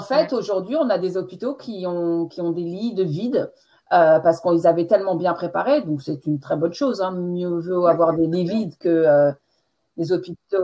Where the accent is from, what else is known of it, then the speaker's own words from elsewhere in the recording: France; accent: French; moved away as an adult; now in England, United Kingdom; J'ai passé 20, ah, première, vingtaine euh, en France et maintenant ça fait un peu plus de 20 ans que je suis en Angleterre